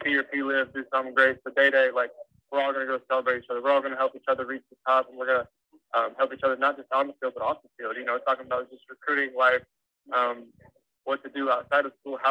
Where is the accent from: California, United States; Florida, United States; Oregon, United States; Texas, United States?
Texas, United States; Dallas; play for my hometown and do all the stuff I get to do in Dallas